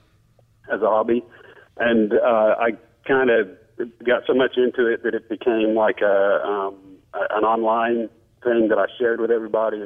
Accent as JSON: {"language": "English", "region": "England", "country": "United Kingdom", "tie": "born or raised there", "moved": "yes", "said": "I grew up in England"}